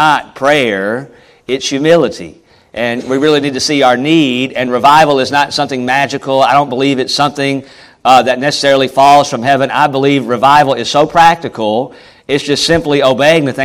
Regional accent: Charlotte, North Carolina, United States; moved away; I'm from Charlotte

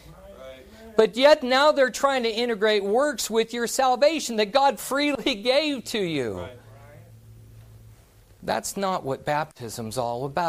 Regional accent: Silver Dollar City, Missouri, United States; I grew up in Silver Dollar City. Dad was ran a shake mill in there

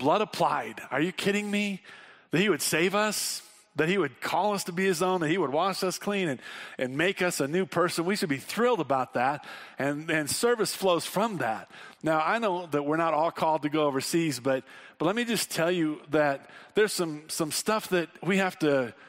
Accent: Wyoming, United States; we're from Wyoming and a lot of us camp

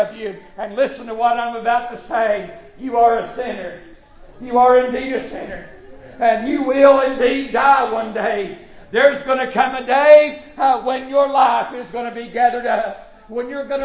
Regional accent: United States; as an American citizen

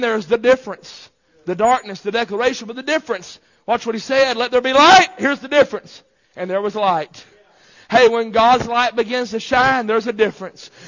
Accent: United States; I'm an American

